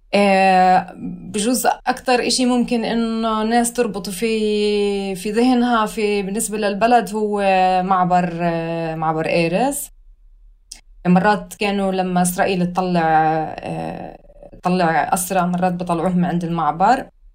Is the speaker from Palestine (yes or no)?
yes; Hebron Governorate, Palestine; moved away as an adult; also born or lived in Khobar, Saudi Arabia / Berlin, Germany; now in Hamburg, Germany; فاربيت في السعودية لحد ما كان عمري اثناعش، رجعوا أهلي على البلد